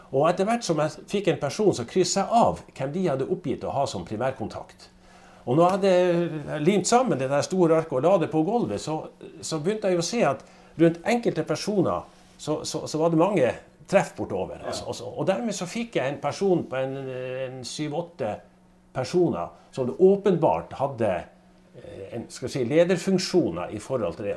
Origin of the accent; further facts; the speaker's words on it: Northern Norway, Norway; Jeg er jo nordlending